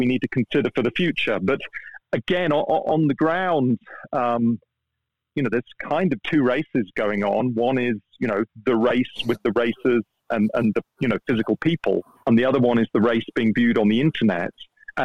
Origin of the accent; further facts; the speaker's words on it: England, United Kingdom; first language English; Me being English and an English speaker.